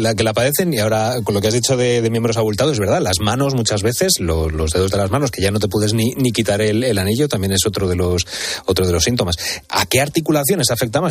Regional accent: Spain; nosotros como españoles que somos

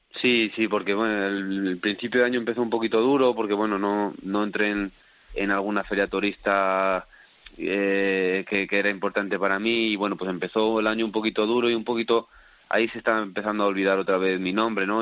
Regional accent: Salamanca, Castile and León, Spain

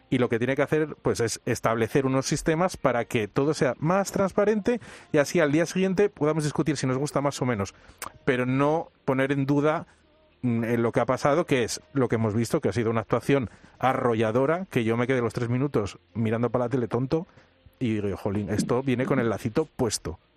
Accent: Spain; mm, somos españoles.

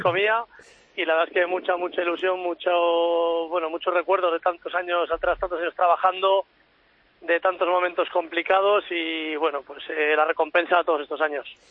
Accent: La Rioja, Spain; en mi tierra, en La Rioja

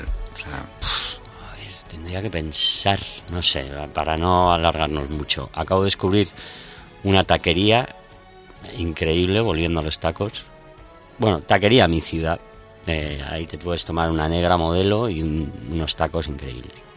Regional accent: Spain; nos define mucho como españoles

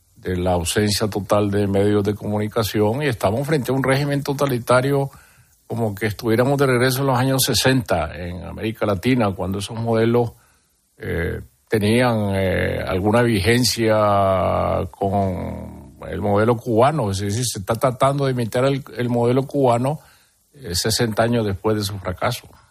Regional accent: Nicaragua; moved away as an adult; now in Madrid, Spain; Yo nací en un pueblo muy pequeño

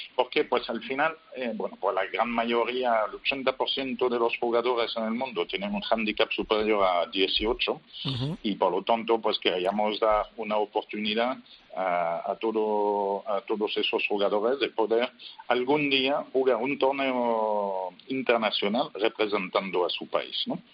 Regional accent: France; Spanish is a second language; now in Spain; yo soy francés pero eh, vivo en España desde hace tiempo

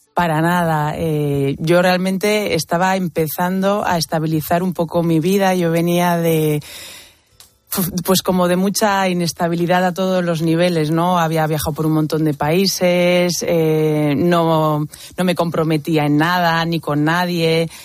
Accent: Basque Country, Spain; en mi adolescencia, pues había mucha violencia en el País Vasco, de donde vengo.

